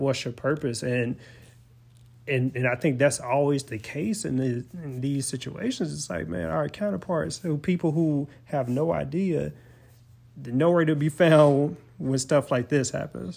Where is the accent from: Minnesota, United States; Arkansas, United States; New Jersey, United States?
Arkansas, United States; Forrest City; my whole life, growing up in Forest City, Arkansas